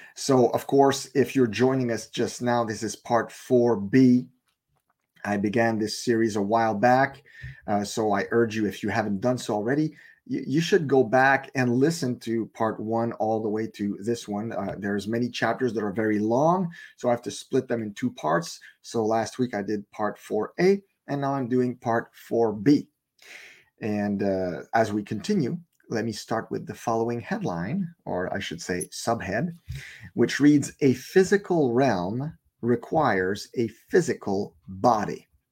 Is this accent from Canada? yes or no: yes; Canada; I live in Canada. I'm Canadian